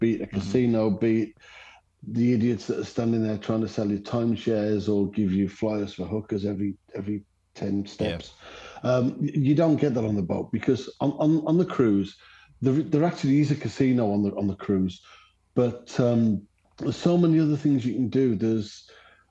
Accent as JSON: {"language": "English", "region": "England", "country": "United Kingdom", "tie": "born or raised there", "said": "I grew up in England"}